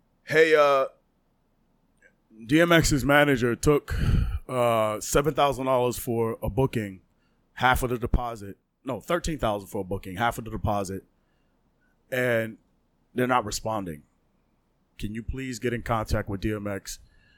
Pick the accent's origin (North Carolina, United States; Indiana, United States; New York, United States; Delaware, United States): New York, United States; New York City; also born or lived in Bushwick, Brooklyn; I grew up in Canarsie, but I grew up in Bushwick as well